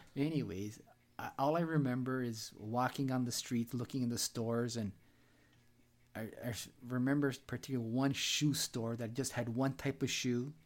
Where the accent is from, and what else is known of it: Canada